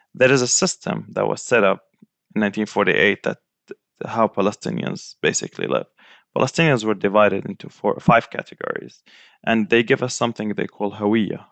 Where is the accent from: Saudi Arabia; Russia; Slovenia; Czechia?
Saudi Arabia; also born or lived in Gaza Strip; now in Florida, United States; I was born and raised in Saudi Arabia, but so we spent half the year in Gaza Strip and half the year in, in Saudi Arabia.